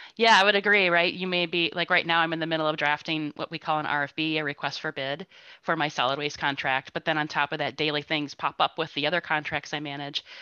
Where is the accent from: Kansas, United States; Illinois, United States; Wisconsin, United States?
Wisconsin, United States; Spring Green; I grew up and continue to live in Spring Green